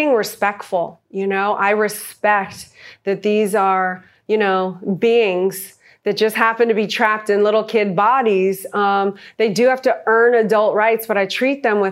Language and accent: English; New Orleans, Louisiana, United States; moved away; I'm a girl from New Orleans that never went to college